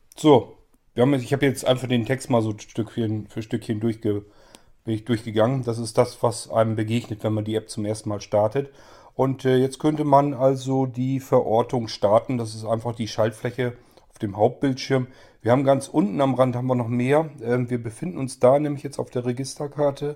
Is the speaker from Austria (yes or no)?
no; Hannover region, Lower Saxony, Germany; moved away as an adult; now in Verden area, Germany; Ich komme ja aus der Region äh, Hannover